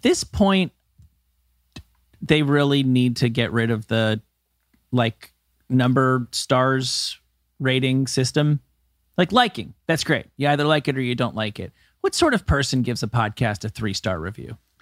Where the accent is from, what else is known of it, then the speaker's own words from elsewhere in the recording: New Jersey, United States; Kevin and I come from New Jersey